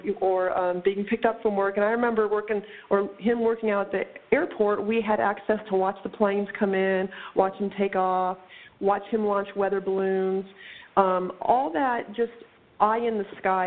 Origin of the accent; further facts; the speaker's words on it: North Platte, Nebraska, United States; I spent my years out at Lake Maloney, just south of North Platte, Nebraska